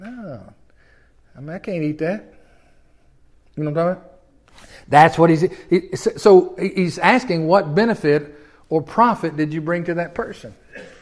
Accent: Tennessee, United States; moved away; I'm from Tennessee

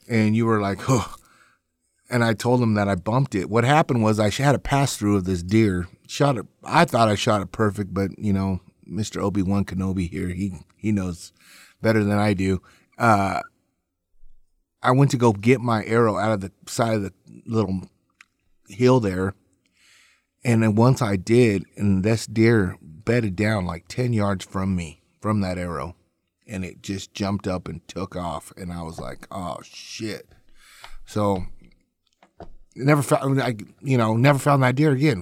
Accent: North Platte, Nebraska, United States; my hometown in, uh, North Platte, Nebraska.

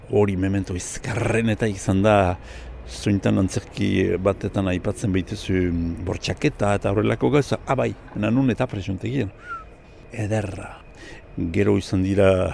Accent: Gotein-Libarrenx, Nouvelle-Aquitaine, France; gotanie irabarnekua, irabarne auzokua pasatzen bazizte, hola mauletik lehen herria, lehen karrika iebarne. Ordian sortu nintzen

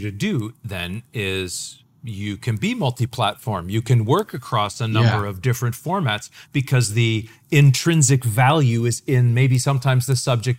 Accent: Canada; I'm Canadian.

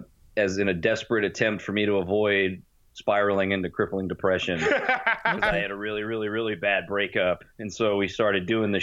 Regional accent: Houston, Texas, United States; we're from Houston

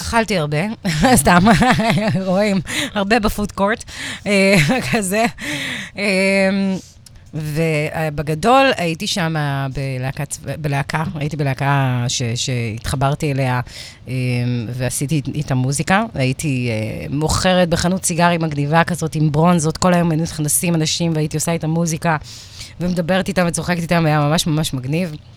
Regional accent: Givatayim, Tel Aviv District, Israel; moved away as an adult; also born or lived in New Orleans, United States; הייתי ילדה גבעתיימית כזאת

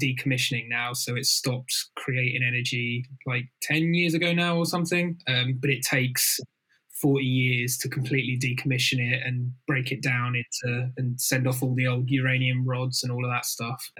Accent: Folkestone, South East England, United Kingdom; Beaches by my folks' houses, a stone's throw away from the beach. So, you know, that was always a huge part of growing up.

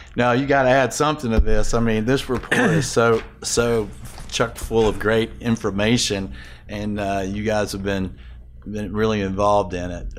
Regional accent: Atlanta, Georgia, United States; also born or lived in Nashville; I grew up in Atlanta, but, uh, my mother told me I was born in Nashville

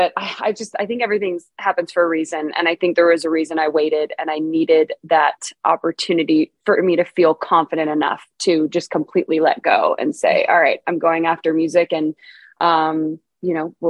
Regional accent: Bay Area, California, United States; moved away as an adult; now in Nashville, United States; I'm originally from California. I'm from the Bay Area, and I moved out to Nashville in 2017

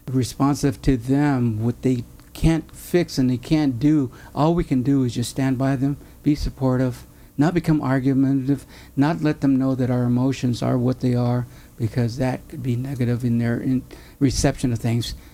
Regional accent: Mexico; I'm not an Irish, but I'm a Mexican Catholic.

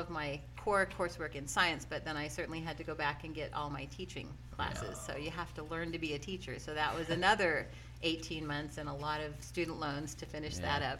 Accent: Ontario, Oregon, United States; moved away; also born or lived in Nyssa, Oregon / Southern California; I moved up here from Southern California to be closer to home. I'm originally from Oregon. I grew up in Ontario.

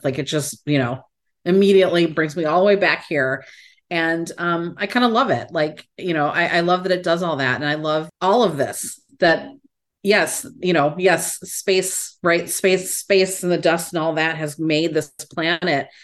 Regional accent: Chicago, Illinois, United States; I'm from Chicago

